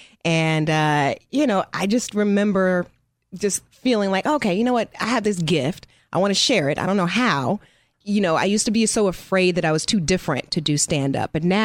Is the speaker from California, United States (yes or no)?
yes; Los Angeles, California, United States; Born and raised right here in L.A.